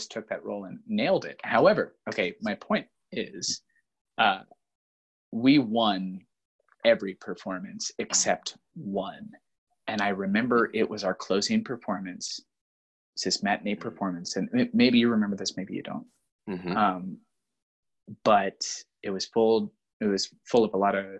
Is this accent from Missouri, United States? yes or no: yes; Springfield, Missouri, United States; growing up in Springfield, which is a huge Cardinals town